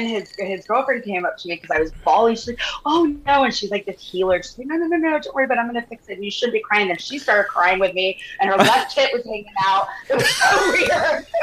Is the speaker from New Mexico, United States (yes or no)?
yes; Santa Fe, New Mexico, United States; moved away as an adult; also born or lived in Austin, Texas; now in Newport Beach, United States; I was born in Austin, but I grew up in Santa Fe, New Mexico, That's my home